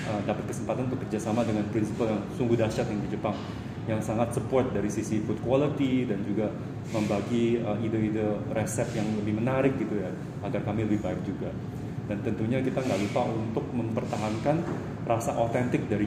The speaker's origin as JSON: {"language": "Indonesian", "country": "Indonesia", "tie": "born or raised there", "said": "Nah, saya sebenarnya asli orang Indonesia."}